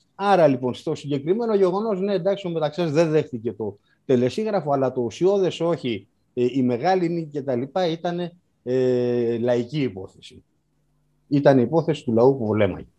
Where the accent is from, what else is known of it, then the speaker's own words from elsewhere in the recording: Karditsa, Thessaly, Greece; η πατρίδα μου η Καρδίτσα